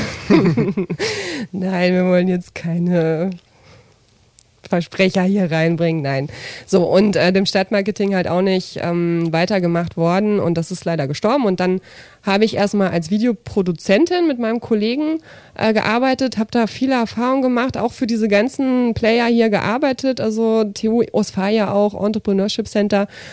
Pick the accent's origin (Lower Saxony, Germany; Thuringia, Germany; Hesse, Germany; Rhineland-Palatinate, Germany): Lower Saxony, Germany; Braunschweig; aus Braunschweig